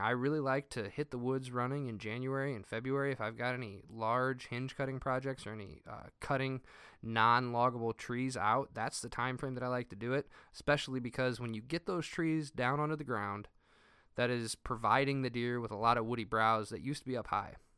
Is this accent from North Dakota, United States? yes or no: no; Northern Indiana, United States; I'm from Northern Indiana